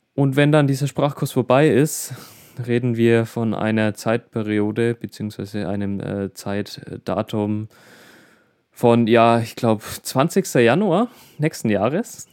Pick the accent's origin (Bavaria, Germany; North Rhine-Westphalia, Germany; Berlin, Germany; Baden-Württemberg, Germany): Bavaria, Germany; Middle Franconia; bei uns in Bayern, beziehungsweise im Regierungsbezirk Mittelfranken